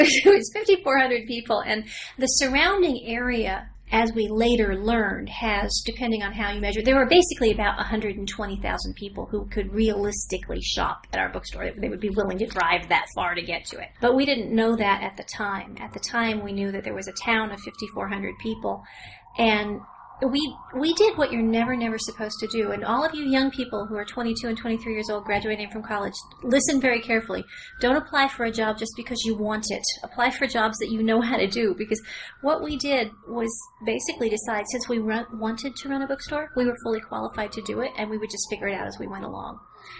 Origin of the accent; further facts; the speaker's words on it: Northeast Tennessee, United States; moved away as an adult; now in Big Stone Gap, United States; I am from Northeast Tennessee